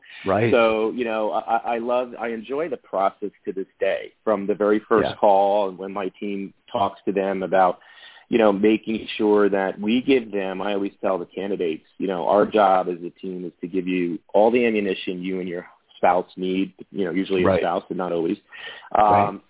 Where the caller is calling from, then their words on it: Morristown, New Jersey, United States; I'm calling from my home office today in Morristown, New Jersey